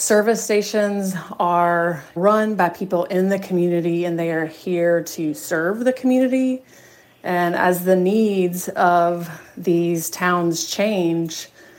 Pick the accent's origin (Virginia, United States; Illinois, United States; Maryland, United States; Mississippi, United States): Mississippi, United States; Growing up in Mississippi, I frequented these places